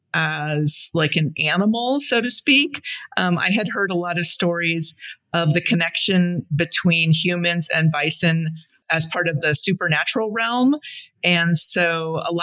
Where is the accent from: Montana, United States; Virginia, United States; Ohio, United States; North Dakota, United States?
Montana, United States; Blackfeet Reservation; I grew up primarily on the Blackfeet Reservation in Montana